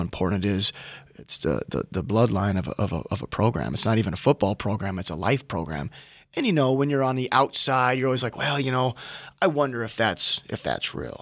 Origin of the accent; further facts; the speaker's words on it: Minnesota, United States; moved away as an adult; as a Minnesotan